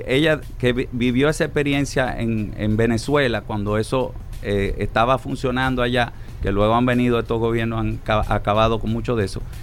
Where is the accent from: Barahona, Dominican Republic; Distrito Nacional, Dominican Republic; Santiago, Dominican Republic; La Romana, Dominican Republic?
Distrito Nacional, Dominican Republic; Santo Domingo; mi ciudad natal, Santo Domingo